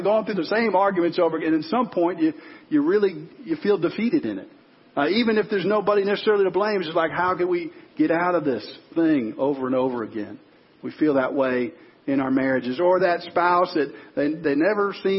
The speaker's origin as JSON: {"language": "English", "town": "Chicago", "region": "Illinois", "country": "United States", "tie": "born or raised there", "said": "a guy that grew up in Chicago, fan of the Bulls"}